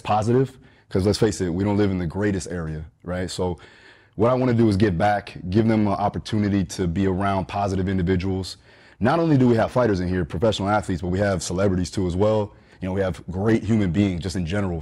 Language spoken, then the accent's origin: English; Deerfield Beach, Florida, United States; also born or lived in Fort Lauderdale, Florida; Here, Deerfield Beach, Florida, Broward County, primarily up and down Fort Lauderdale area